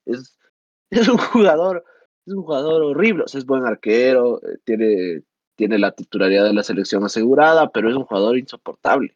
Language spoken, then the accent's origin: Spanish; Ecuador; yo como ecuatoriano